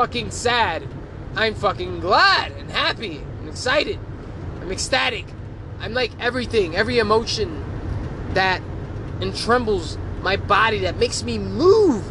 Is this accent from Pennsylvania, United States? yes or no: yes; Philadelphia, Pennsylvania, United States; moved away as an adult; Growing up, raised in the hood, born and raised in Philadelphia.